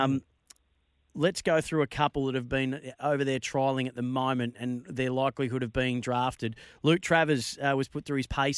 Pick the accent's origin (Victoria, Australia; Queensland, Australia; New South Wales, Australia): Victoria, Australia; Bendigo; born and raised in my hometown of Bendigo